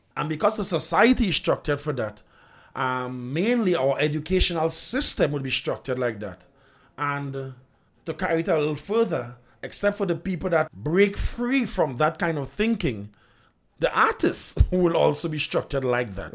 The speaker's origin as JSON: {"language": "English", "country": "Trinidad & Tobago"}